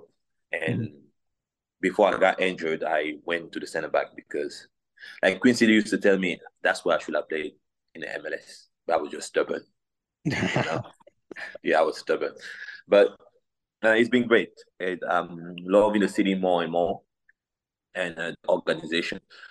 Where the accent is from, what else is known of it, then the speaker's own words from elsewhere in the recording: Cameroon; English is a second language; moved away as an adult; now in United States; growing up in Cameroon